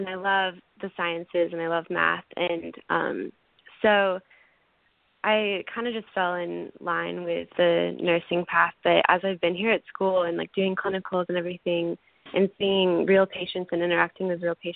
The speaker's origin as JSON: {"language": "English", "town": "Kansas City", "region": "Kansas", "country": "United States", "tie": "born or raised there", "moved": "as an adult", "lives_now": "Nashville, United States", "said": "I grew up in Kansas City, Kansas"}